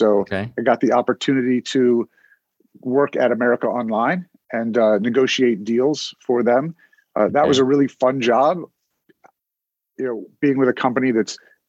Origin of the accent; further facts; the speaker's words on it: Cincinnati, Ohio, United States; moved away as an adult; now in Philadelphia, United States; So I was born in Cincinnati, Ohio, and grew up there, went to college at Ohio State, where I met my wife. She's from Philadelphia, and that's how I got here.